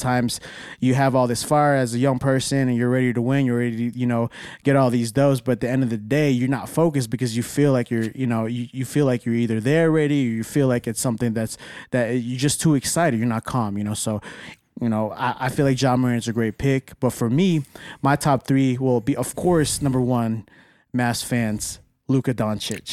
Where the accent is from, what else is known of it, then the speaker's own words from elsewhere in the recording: Dallas, Texas, United States; I'm from Dallas.